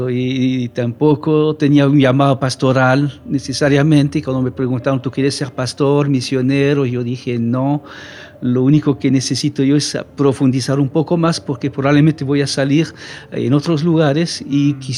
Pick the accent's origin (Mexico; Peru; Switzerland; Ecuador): Switzerland; Romandy; accent: French; Spanish is a second language; por mi, mi dejo, que en realidad es francés. Pero yo no soy francés, yo soy suizo de la parte francesa de Suiza.